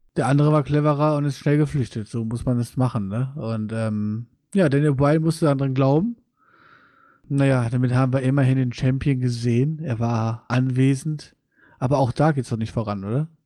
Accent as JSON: {"language": "German", "town": "Wuppertal", "region": "North Rhine-Westphalia", "country": "Germany", "said": "bei uns in Wuppertal"}